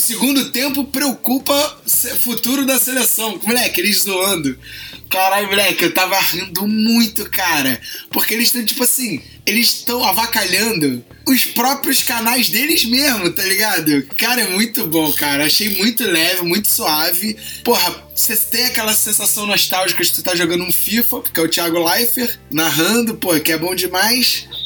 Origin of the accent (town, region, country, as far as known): Rio de Janeiro, Brazil